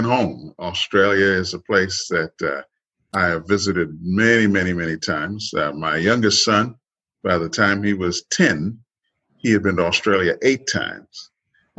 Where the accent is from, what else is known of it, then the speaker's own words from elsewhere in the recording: Trinidad & Tobago; moved away; I grew up in the Caribbean